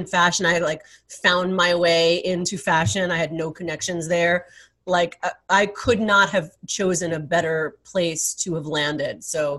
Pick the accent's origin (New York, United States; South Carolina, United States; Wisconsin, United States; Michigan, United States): New York, United States; New York City; as a native New Yorker, you know, born and raised in Manhattan and Queens